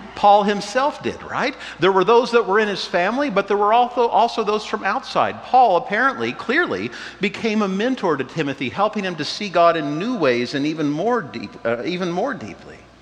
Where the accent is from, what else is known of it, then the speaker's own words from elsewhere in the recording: Wichita, Kansas, United States; now in Lincoln, United States; I grew up in Wichita, Kansas